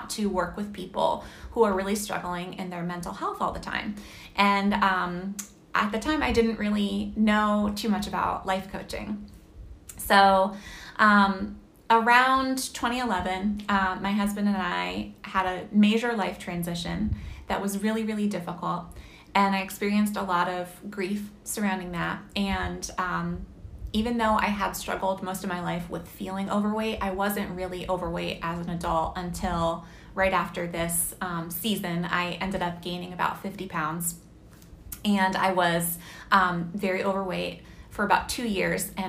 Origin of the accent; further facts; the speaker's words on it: Massachusetts, United States; moved away as an adult; also born or lived in Pennsylvania; I grew up in Massachusetts, and then I ended up going to college in Pennsylvania